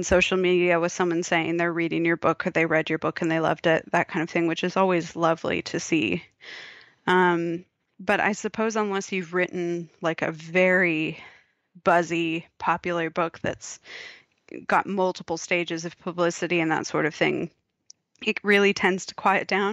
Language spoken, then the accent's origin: English; United States; moved away as an adult; now in Australia; If you can't tell from my accent, people, that's where I'm from